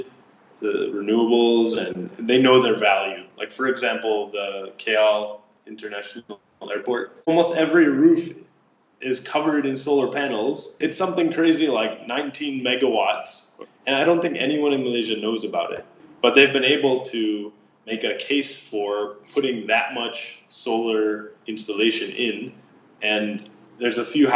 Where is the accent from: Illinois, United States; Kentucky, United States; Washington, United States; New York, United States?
Illinois, United States; Chicago; moved away; also born or lived in Masdar, United Arab Emirates; I'm from Chicago.